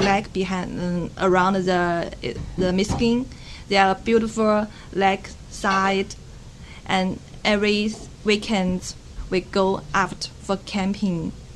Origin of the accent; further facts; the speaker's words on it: China; English is a second language; moved away as an adult; now in United States; In China, we don't have so much beautiful place, beautiful park to camp.